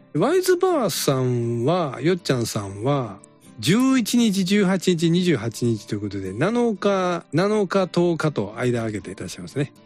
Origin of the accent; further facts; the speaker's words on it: Kansai, Japan; accent: Kansai dialect; 私ら関西弁で喋ってるじゃないですか